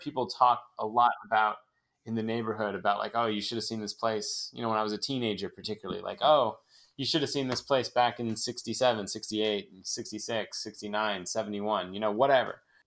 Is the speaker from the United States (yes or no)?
yes; San Francisco, California, United States; I'm from Haight Ashbury. I'm from the same block that the famous …, …, … house is on.